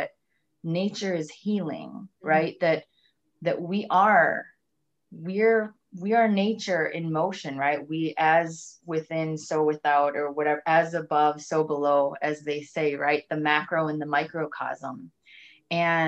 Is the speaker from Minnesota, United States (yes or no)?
yes; Minnesota, United States; I'm from Minnesota.